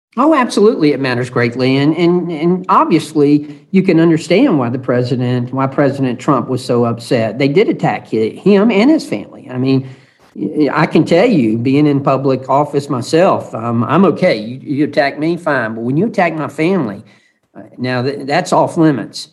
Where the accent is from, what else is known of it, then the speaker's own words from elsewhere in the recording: Georgia, United States; from Georgia